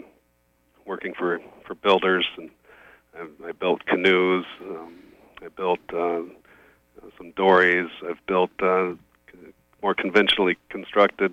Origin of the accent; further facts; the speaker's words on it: Oregon coast, United States; I grew up on the Oregon coast